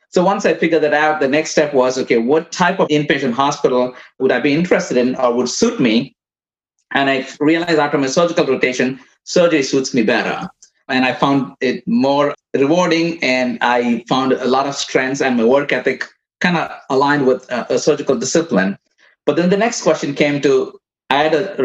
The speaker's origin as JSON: {"language": "English", "country": "India", "also_born_or_lived": "Midwest, United States", "moved": "as an adult", "lives_now": "United States", "said": "I came from India as a physical therapist. I came in 1994. I worked in as a physical therapist in India for a couple of years before I came here."}